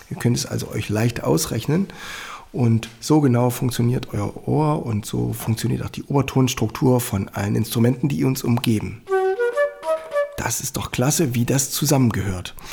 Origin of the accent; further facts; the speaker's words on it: Annaberg-Buchholz, Saxony, Germany; die St. Annenkirche in Annaberg-Buchholz, meiner Heimatstadt.